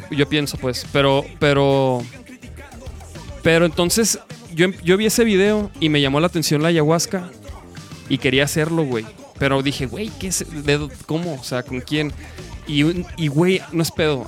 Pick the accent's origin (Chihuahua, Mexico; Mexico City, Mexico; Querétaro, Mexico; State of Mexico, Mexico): Chihuahua, Mexico; now in Guadalajara, Mexico; yo soy de Chihuahua. Yo llegué hace ya como. Ya son 13 años